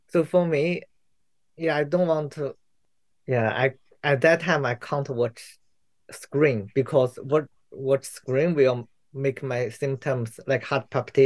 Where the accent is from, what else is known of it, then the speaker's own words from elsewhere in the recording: China; English is a second language; moved away as an adult; now in Auckland, New Zealand; I'm originally from China, and 6 years ago I moved to Aotearoa, New Zealand.